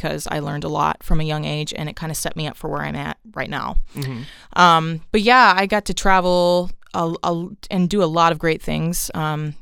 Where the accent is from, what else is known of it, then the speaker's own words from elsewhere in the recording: Los Angeles, California, United States; also born or lived in Nashville; I grew up in Southeast Los Angeles, so basically one neighborhood over from Compton